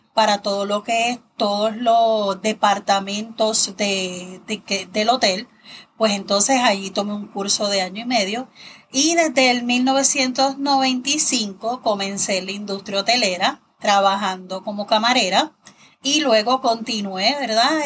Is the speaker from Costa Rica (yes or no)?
no; Toa Baja, Puerto Rico; also born or lived in San Juan, Puerto Rico; yo nací en San Juan, pero he vivido en Toa Baja toda mi vida.